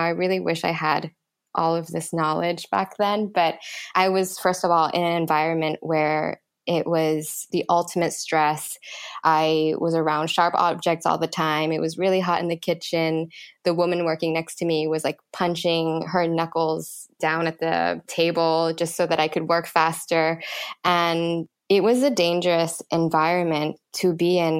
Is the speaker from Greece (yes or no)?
no; Thailand; growing up in Thailand